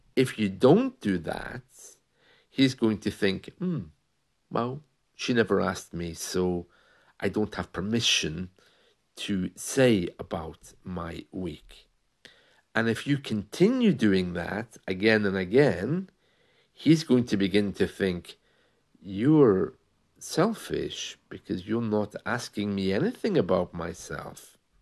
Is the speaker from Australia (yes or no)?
no; United Kingdom; we're British